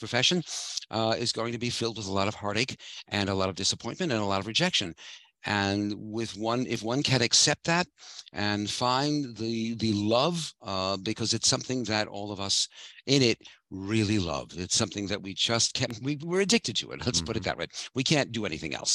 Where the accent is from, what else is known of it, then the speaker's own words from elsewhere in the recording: New York City, New York, United States; moved away as an adult; I'm a native of New York. I grew up in Brooklyn